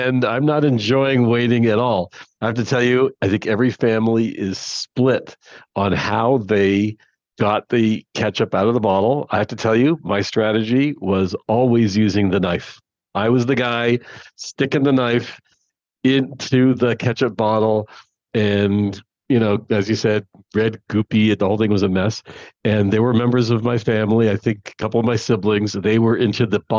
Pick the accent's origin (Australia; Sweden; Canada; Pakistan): Canada; I am Canadian